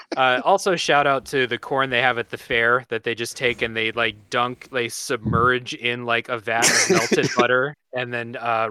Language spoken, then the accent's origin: English; Ohio, United States; I mean, we're all from Ohio